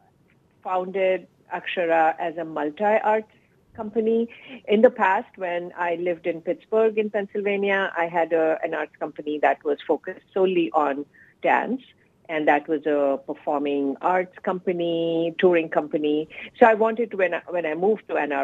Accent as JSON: {"language": "English", "country": "India", "tie": "born or raised there", "moved": "as an adult", "said": "So my childhood and teenage years were spent in India. I was born and raised in India"}